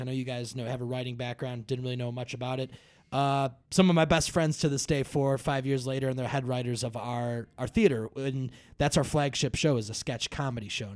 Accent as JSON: {"language": "English", "town": "Brookfield", "region": "Illinois", "country": "United States", "tie": "born or raised there", "said": "I grew up in Brookfield"}